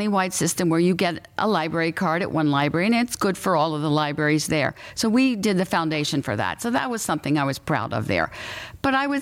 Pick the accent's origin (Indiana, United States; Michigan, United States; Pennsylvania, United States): Pennsylvania, United States; Philadelphia suburbs; I grew up in the Philadelphia suburbs, which was a wonderful place to grow up